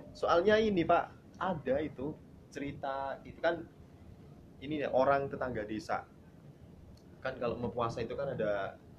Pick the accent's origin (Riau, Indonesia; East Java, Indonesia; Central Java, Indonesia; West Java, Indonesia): Central Java, Indonesia; Boyolali; moved away as an adult; also born or lived in Yogyakarta / Solo; now in Jakarta, Indonesia; Asli dari Boyolali